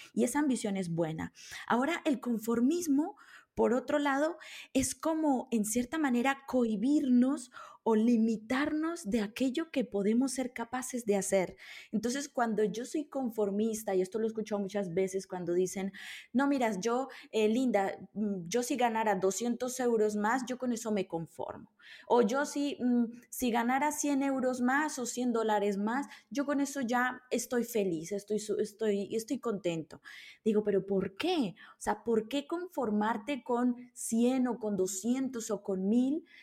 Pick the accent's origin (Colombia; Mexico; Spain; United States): Colombia; moved away; also born or lived in Italy; yo, nací en Colombia